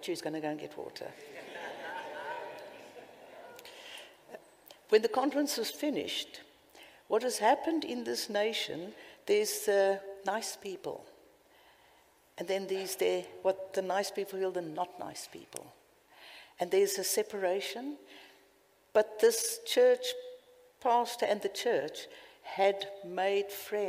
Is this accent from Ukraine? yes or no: no; Cape Town, Western Cape, South Africa; accent: South African; now in United Kingdom